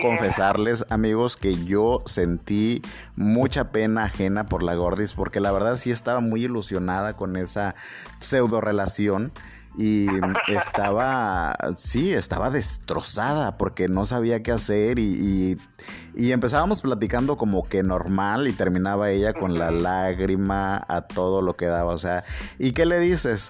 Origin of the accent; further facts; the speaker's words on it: Mexico; Yo soy un mexicano